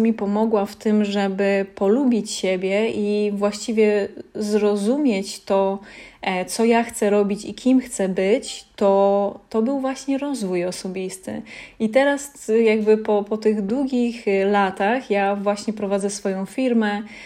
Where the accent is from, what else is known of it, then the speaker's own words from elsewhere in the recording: Lesser Poland, Poland; ja pochodzę z takiej małej miejscowości w Małopolsce